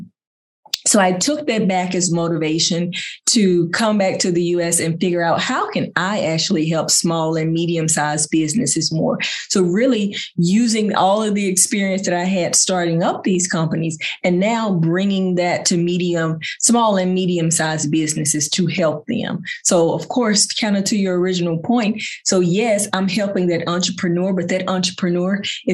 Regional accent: United States; I'm an American down here in this country

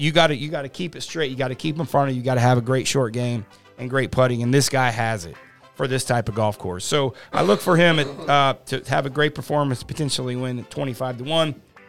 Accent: Midwest, United States; I'm from the Midwest

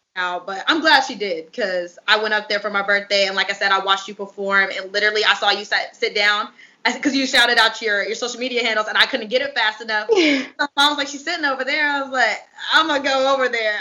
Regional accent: California, United States; now in Dallas, United States; I'm from originally from California and then I moved to Dallas, Texas

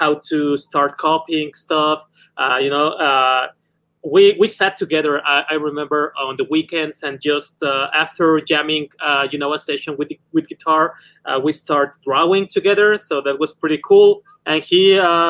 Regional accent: Mexico City, Mexico; I'm from Mexico City

